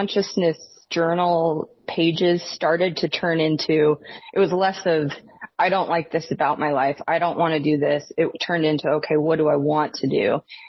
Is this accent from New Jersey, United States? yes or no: no; Washington, United States; And so, I grew up in Northern Washington, right on the border of Idaho.